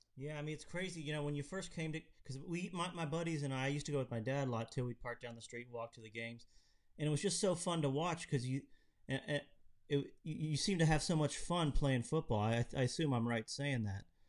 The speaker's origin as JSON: {"language": "English", "town": "Lexington", "region": "Kentucky", "country": "United States", "said": "I'm from Lexington"}